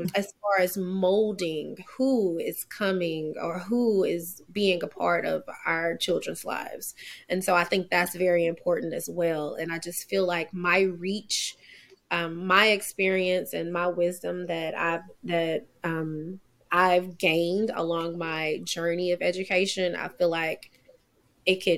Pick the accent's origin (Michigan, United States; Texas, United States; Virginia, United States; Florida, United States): Texas, United States; Daingerfield; also born or lived in Kaysen, Texas; Born and raised in Kaysen, Texas. But I grew up in Dangerfield